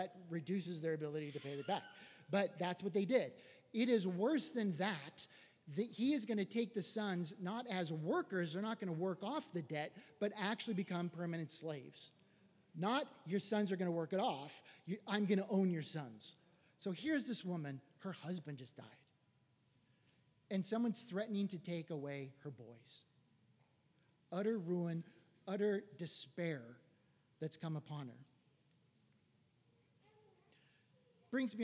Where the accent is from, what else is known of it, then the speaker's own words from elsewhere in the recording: Los Angeles, California, United States; I was raised here in West Los Angeles